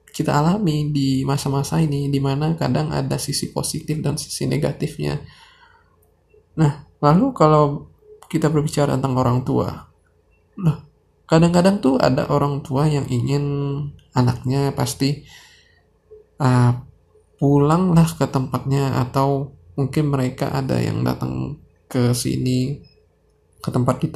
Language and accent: Indonesian; Sumatra, Indonesia; padahal kalau dari tempat gua dari Jakarta eh dari Bandara Jakarta Soekarno Hatta ke tempat gua di Sumatera itu biasanya 600 ribu